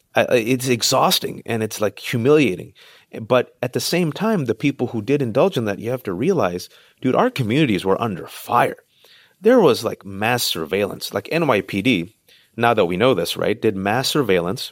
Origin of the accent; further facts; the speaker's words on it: Bay Area, California, United States; I'm in California, born and raised in the Bay Area, Tupac-Asani immigrant parents